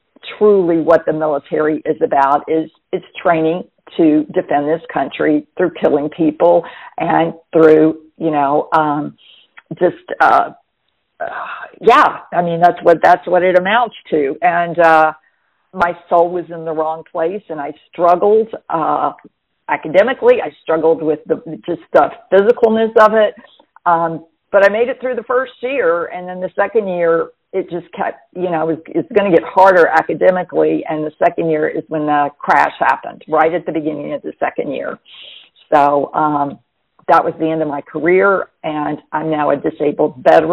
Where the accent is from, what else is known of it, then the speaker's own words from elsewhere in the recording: Jackson, Mississippi, United States; also born or lived in Camp Lejeune, North Carolina / Hawaii; now in New Bern, United States; I was raised in Jackson, Mississippi